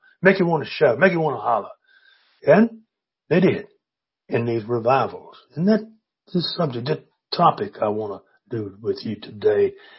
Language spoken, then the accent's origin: English; Virginia, United States; In my hometown, down in on the east coast of Virginia, we had a building constructed just for that.